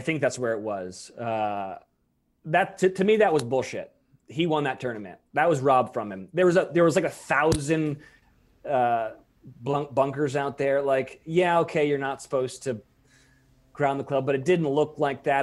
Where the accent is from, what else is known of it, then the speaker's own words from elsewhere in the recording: Monterey, California, United States; I grew up in Monterey